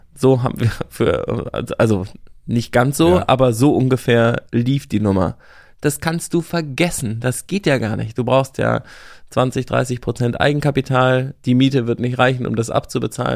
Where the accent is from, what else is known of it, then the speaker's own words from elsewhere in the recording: West Germany, Germany; als Wessi